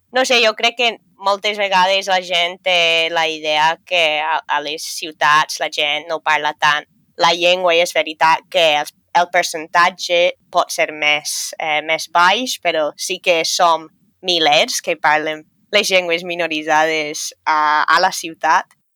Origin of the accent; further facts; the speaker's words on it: a small town near Dublin, County Dublin, Leinster, Ireland; first language English; Catalan is a second language; moved away as an adult; now in Valencia, Spain; sóc irlandesa, sóc d'un poble xicotet al costat de Dublín i encara que l'anglès és la meva primera llengua